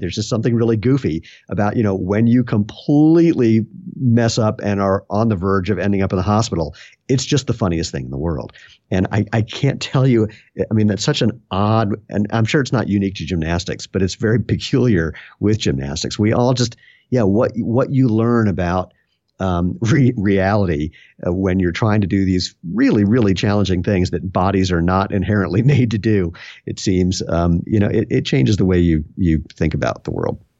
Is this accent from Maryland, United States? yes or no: yes; Bethesda, Maryland, United States; also born or lived in Washington, D.C.; now in Broomfield, Colorado, United States; I was born in Washington, D C, and grew up right outside of that in Bethesda, Maryland.